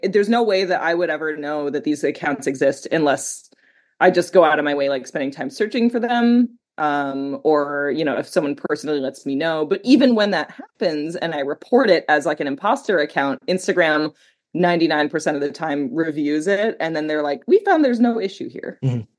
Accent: Canada; where do I come from? Like, well, like I'm Canadian.

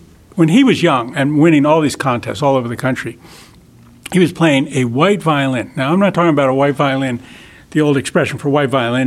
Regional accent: Paterson, New Jersey, United States; moved away as an adult; also born or lived in Central West Virginia; I grew up in the city. I grew up in Paterson, New Jersey.

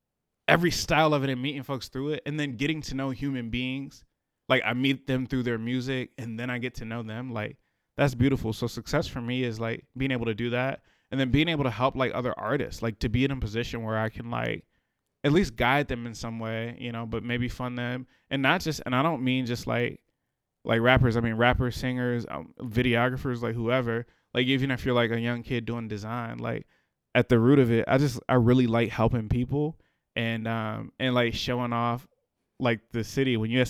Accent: Richmond, Virginia, United States; I'm from the city. Grew up in a city. I grew up in Randolph area, and then I grew up in Carver, like between the two. So really from the city. But yeah, really, really, really from the city of Richmond.

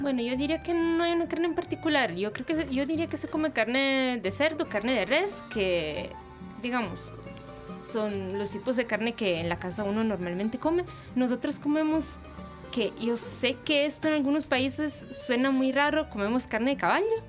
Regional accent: Milan, Lombardy, Italy; Spanish is a second language; moved away as an adult; now in Costa Rica; yo vengo de Milán, yo soy del norte.

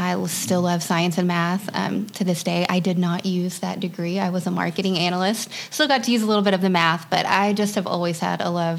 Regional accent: Pryor, Oklahoma, United States; moved away as an adult; also born or lived in Middletown, Ohio; now in Cleveland, United States; I am from Pryor, Oklahoma, just a real small rural town. Was raised in a Church of God there, went to the University of Oklahoma, started going to Southern Hills Church of God in Oklahoma City.

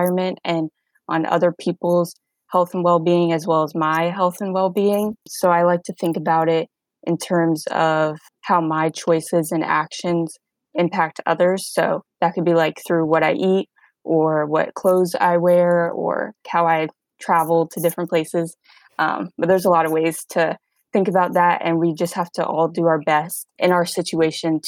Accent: Northern Virginia, United States; I'm from Northern Virginia, just about 30 minutes outside of DC

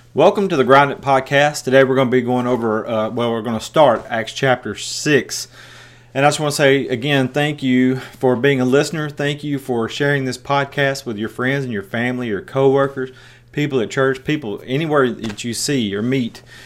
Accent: West Tennessee, United States; accent: country; moved away as an adult; also born or lived in Osceola, Iowa; I'm from West Tennessee

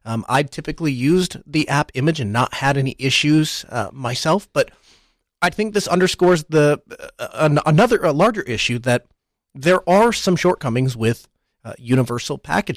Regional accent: Spain; I'm from Spain.

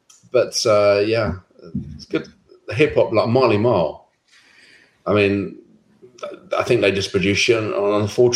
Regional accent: England, United Kingdom; moved away; also born or lived in Amsterdam, Netherlands; growing up in England at that time

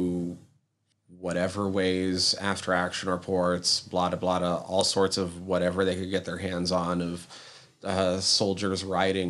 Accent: United States; being American

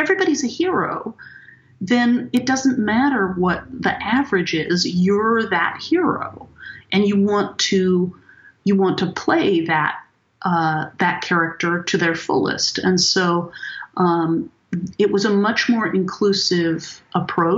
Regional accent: Martinez, California, United States; where I grew up in Martinez

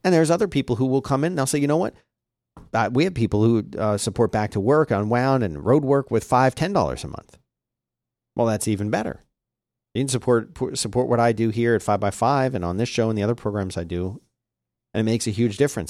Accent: Philadelphia, Pennsylvania, United States; growing up in Philadelphia

